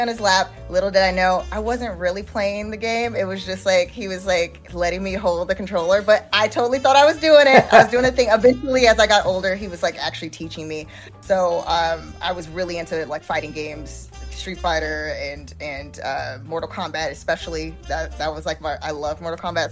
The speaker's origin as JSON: {"language": "English", "town": "Chicago", "region": "Illinois", "country": "United States", "tie": "born or raised there", "moved": "yes", "said": "I'm originally from Chicago"}